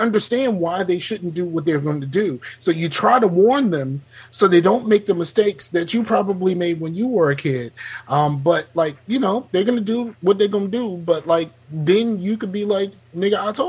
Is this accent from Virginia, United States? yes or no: yes; Newport News, Virginia, United States; I'm from Newport News